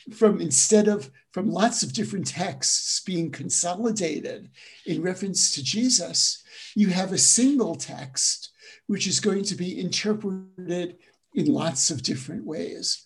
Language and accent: English; New York City, New York, United States; moved away; also born or lived in Jerusalem / Durham, North Carolina / Western Massachusetts; I'm originally from Brooklyn, New York. Though, as I tell my college students, I grew up in Brooklyn before it was a cool place